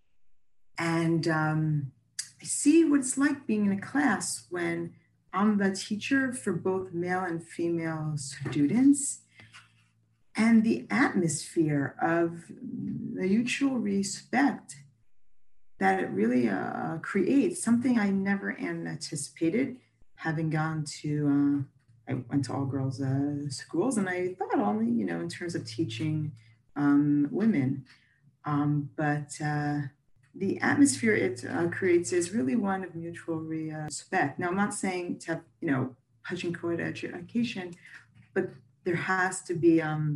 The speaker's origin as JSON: {"language": "English", "country": "United States", "moved": "yes", "lives_now": "Israel", "said": "I'm American originally"}